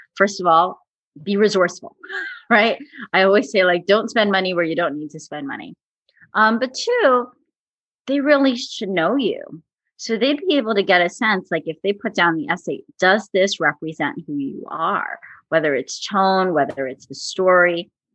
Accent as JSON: {"language": "English", "region": "New Jersey", "country": "United States", "said": "I'm from New Jersey, so we're big on diners"}